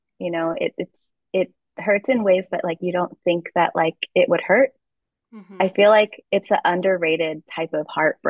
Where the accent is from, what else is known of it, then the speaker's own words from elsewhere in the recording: Philippines; So I think inherently, because I am Filipino, the work is Filipino.